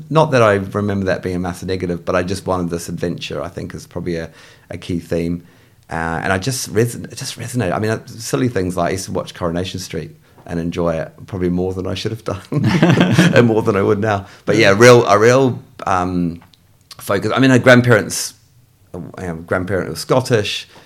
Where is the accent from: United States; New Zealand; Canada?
New Zealand; North Shore, Auckland; accent: English; So, I, despite my English accent, I am a born and bred New Zealander. So, I'm from the North Shore in Auckland.